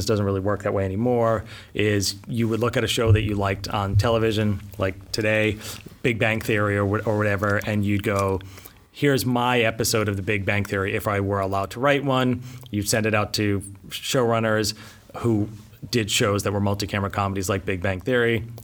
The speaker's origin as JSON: {"language": "English", "region": "New England", "country": "United States", "tie": "born or raised there", "also_born_or_lived": "Boston", "moved": "as an adult", "lives_now": "Los Angeles, United States", "said": "I grew up in New England, went to school in Boston at Emerson College"}